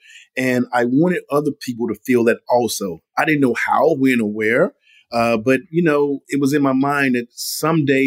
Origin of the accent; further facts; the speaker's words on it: Mississippi, United States; my mother growing up in Mississippi